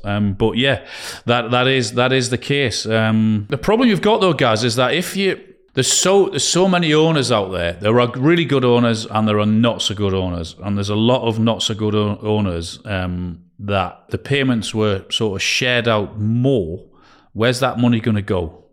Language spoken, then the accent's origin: English; Newcastle upon Tyne, North East England, United Kingdom; I'm from Newcastle